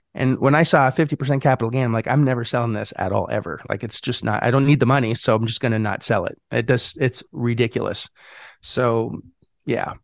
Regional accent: Montreal, Quebec, Canada; moved away; I'm Canadian. I'm from, uh, Montreal originally

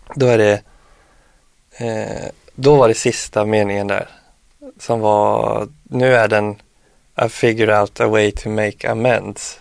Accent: Jörlanda, Västra Götaland, Sweden; also born or lived in Örnsköldsvik; now in Stockholm, Sweden; hemma i Jörlanda

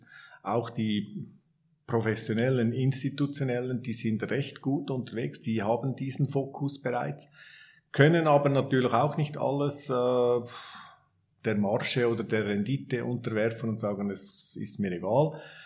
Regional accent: Switzerland; wir als Schweizer

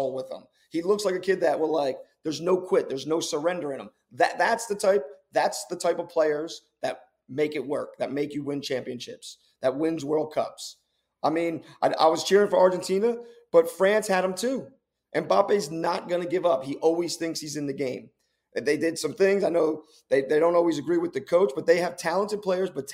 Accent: United States; as an American

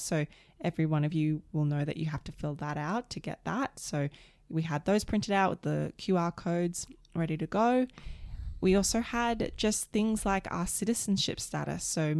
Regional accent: United States; I didn't necessarily need it either because I'm an American.

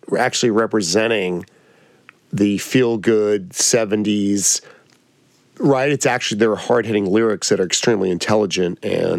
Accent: New York, United States; I'm a New Yorker

